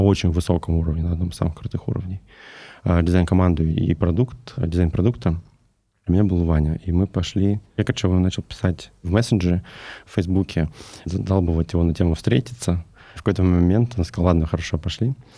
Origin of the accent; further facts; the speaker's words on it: Novosibirsk, Novosibirsk Oblast, Russia; Я сам из Новосибирска